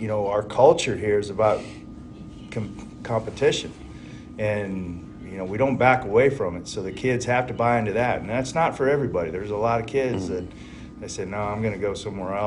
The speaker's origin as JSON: {"language": "English", "region": "New Mexico", "country": "United States", "tie": "born or raised there", "moved": "yes", "lives_now": "Mississippi, United States", "said": "New Mexico is my hometown"}